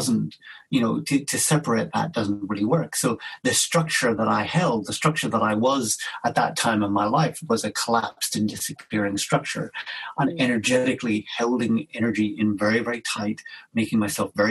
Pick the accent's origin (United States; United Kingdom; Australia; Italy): United Kingdom; Belfast, Northern Ireland; I grew up in Belfast in Northern Ireland during a time of a lot of conflict and violence